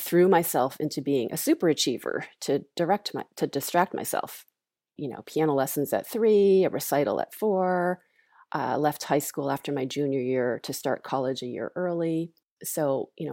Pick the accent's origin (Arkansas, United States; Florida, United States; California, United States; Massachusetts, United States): Massachusetts, United States; Longmeadow; I grew up in Longmeadow, Massachusetts